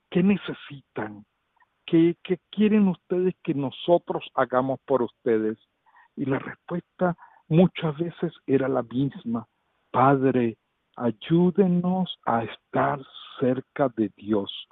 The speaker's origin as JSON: {"language": "Spanish", "country": "Venezuela", "lives_now": "Uganda", "said": "inclusive aquí en Uganda somos seis venezolanos"}